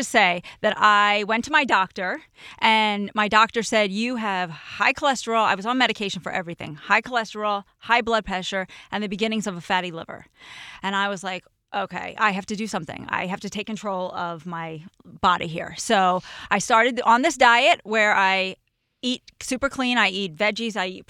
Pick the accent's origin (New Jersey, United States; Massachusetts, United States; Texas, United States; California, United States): New Jersey, United States; moved away as an adult; we're both from Jersey.